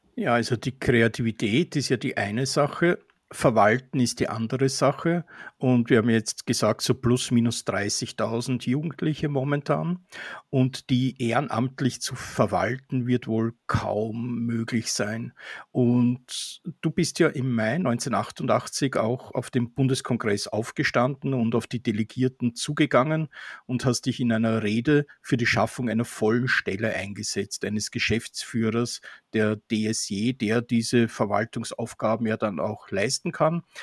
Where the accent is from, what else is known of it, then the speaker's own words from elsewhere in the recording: Austria; Für mich als Österreicher